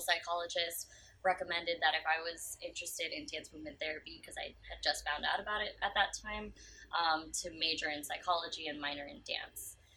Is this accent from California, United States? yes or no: yes; San Francisco, California, United States; I'm from San Francisco